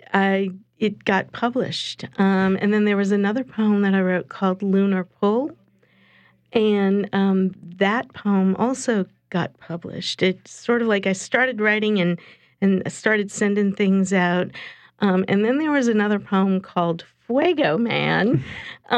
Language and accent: English; New Orleans, Louisiana, United States; I'm a New Orleans native